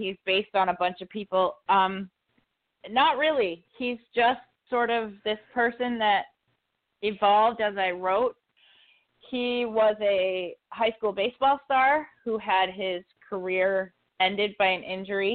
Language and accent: English; Walpole, New Hampshire, United States; moved away; growing up in New Hampshire